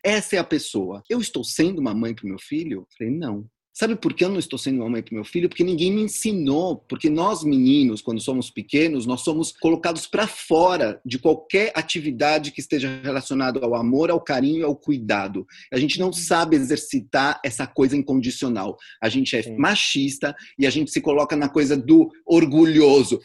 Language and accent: Portuguese; São Paulo, Brazil; eu sou de São Paulo, nascido em São Paulo